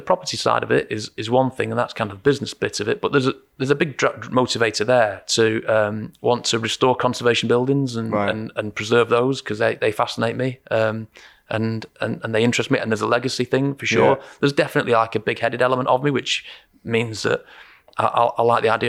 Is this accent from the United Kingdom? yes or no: yes; Eccles, North West England, United Kingdom; my hometown in Eccles in Salford.